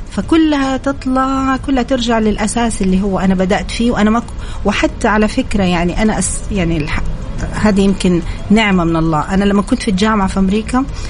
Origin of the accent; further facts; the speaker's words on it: Saudi Arabia; فكنت أنا تقريبا الوحيدة السعودية في هذا المجال